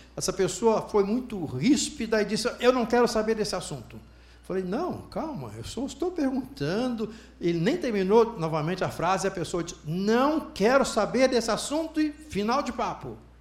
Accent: Alegre, Espírito Santo, Brazil; moved away; also born or lived in Centro-Oeste; Eu sou de Alegre, trabalho aqui no Centro-Oeste, Alegre é uma cidade do Espírito Santo

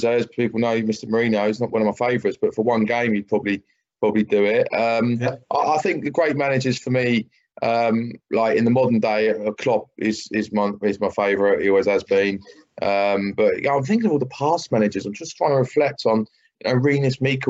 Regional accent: Brighton, South East England, United Kingdom; my hometown team.

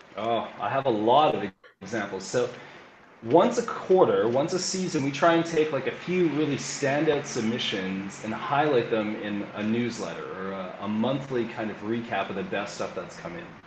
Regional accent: Calgary, Alberta, Canada; moved away as an adult; now in Lima, Peru; I'm originally from Calgary, Alberta, Canada

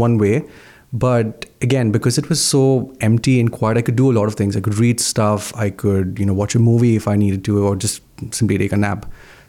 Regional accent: Mumbai, Maharashtra, India; now in Canada; So I'm from a city called Mumbai in India.

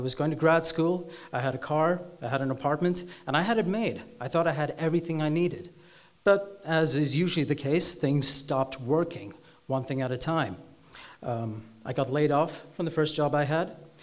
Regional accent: Sri Lanka; accent: vaguely American, slightly British; also born or lived in Dubai; I am Sri Lankan, but I was born in Dubai. I have a vaguely American accent, but it sounds slightly British

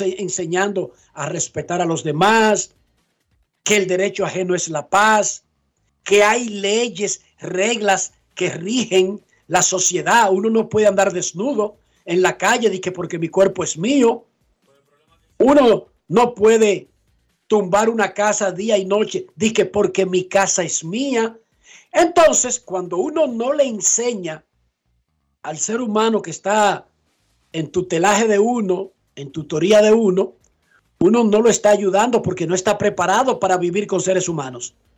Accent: Dominican Republic; Nosotros en República Dominicana

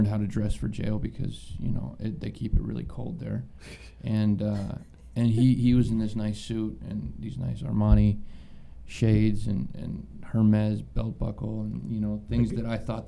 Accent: Columbus, Ohio, United States; I'm from Columbus, Ohio

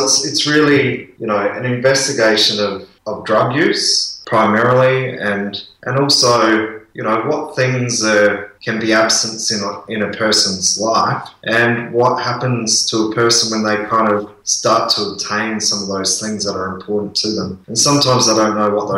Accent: Port Augusta, South Australia, Australia; I grew up in Port Augusta, which is in Nukunu country.

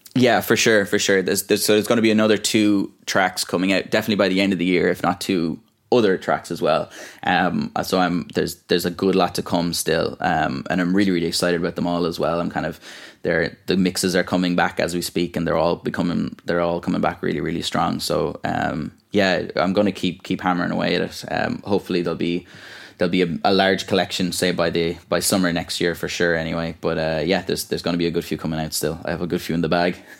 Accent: Ballyvaughan, Munster, Ireland; moved away as an adult; also born or lived in France; now in Dublin, Ireland; in Ballyvaughan in my hometown and all or kind of around North Clare

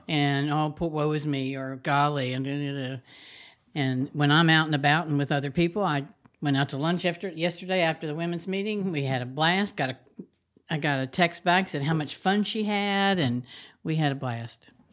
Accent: Huntington, West Virginia, United States; my hometown, Huntington, West Virginia

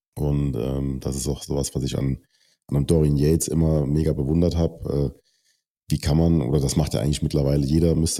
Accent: Germany; als deutscher Athlet

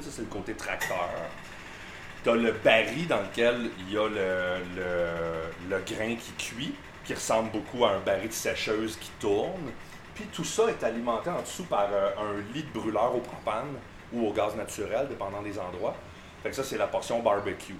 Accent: Granby, Quebec, Canada; now in Mansonville, Canada; je suis de Granby

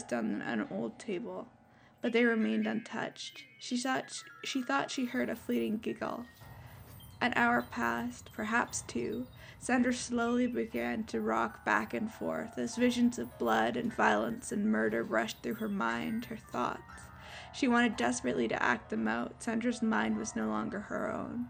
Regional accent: Canada; I'm Canadian

